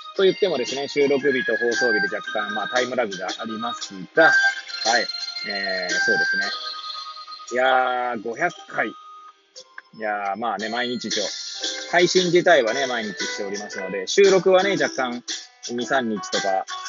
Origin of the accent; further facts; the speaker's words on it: Hachioji, Tokyo, Japan; moved away as an adult; now in Kamaishi, Japan; 八王子生まれ八王子育ち震災の前の年から釜石で働くポンコツ